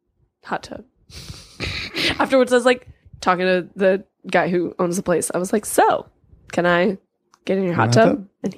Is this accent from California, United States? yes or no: yes; California, United States; I'm from California, so I know.